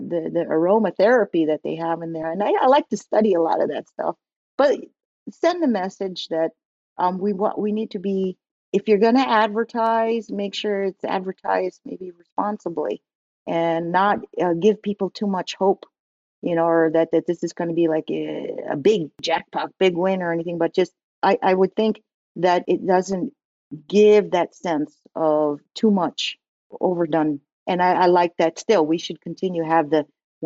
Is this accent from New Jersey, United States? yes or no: yes; New Jersey, United States; When I growing up in New Jersey, I'm from New Jersey